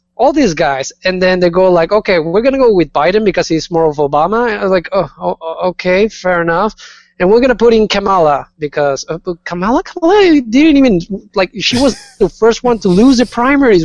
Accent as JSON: {"language": "English", "region": "Chihuahua", "country": "Mexico", "tie": "born or raised there", "moved": "yes", "lives_now": "United States", "said": "my hometown, Chihuahua"}